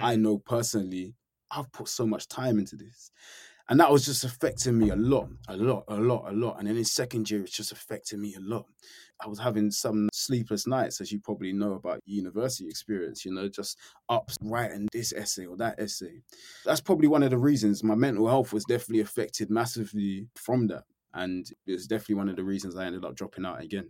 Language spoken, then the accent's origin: English; London, United Kingdom; born or raised there; now in Norfolk, United Kingdom